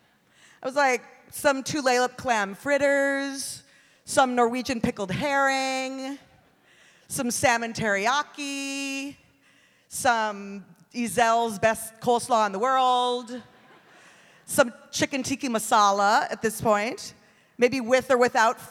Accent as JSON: {"language": "English", "region": "Hawaii", "country": "United States", "tie": "born or raised there", "also_born_or_lived": "Kauai", "moved": "as an adult", "lives_now": "Seattle, United States", "said": "I'm from Seattle. If I'm in Seattle and someone asks, where are you from? I say, Hawaii. That's where I grew up."}